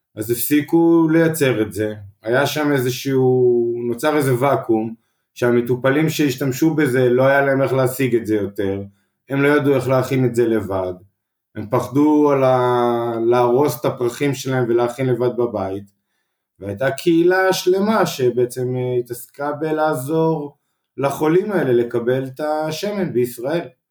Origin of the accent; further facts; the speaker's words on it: Mazkeret Batya, Central District, Israel; גדלתי במזכרת בת ים, מושבה קטנה